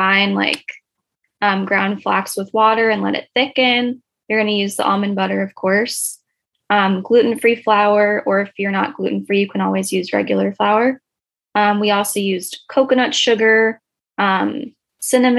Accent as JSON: {"language": "English", "region": "Virginia", "country": "United States", "moved": "as an adult", "lives_now": "Pennsylvania, United States", "said": "I'm originally from Virginia."}